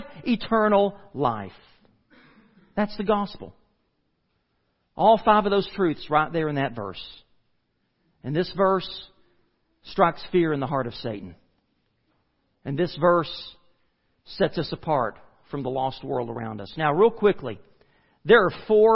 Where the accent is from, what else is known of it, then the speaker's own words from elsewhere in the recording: United States; we as the American church